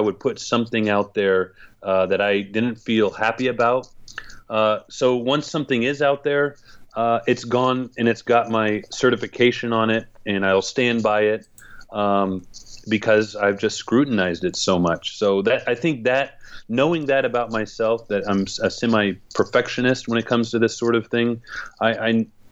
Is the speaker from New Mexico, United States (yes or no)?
no; Gridley, California, United States; also born or lived in Santa Cruz, California / Prague, Czech Republic; my hometown of Gridley with a population of 6,000 people